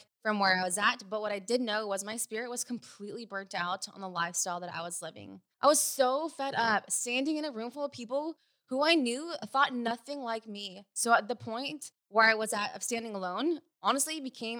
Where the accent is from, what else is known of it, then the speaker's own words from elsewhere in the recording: Sacramento, California, United States; now in Newport Beach, United States; I was raised in the Sacramento area in Northern California